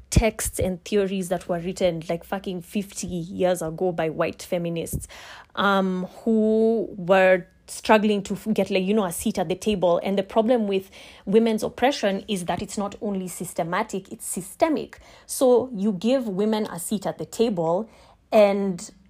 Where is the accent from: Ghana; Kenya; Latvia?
Kenya; I am a Kenyan lawyer and I will be answering a few questions on feminism.